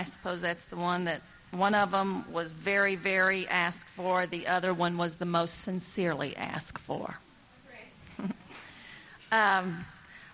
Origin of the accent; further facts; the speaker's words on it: Arkansas, United States; We're from Arkansas